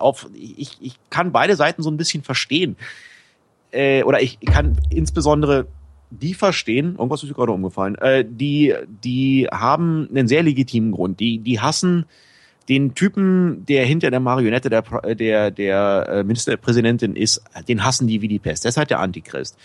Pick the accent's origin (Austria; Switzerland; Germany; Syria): Germany; Berlin; moved away as an adult; now in Bangkok, Thailand; ich komme eigentlich aus Berlin-Pankow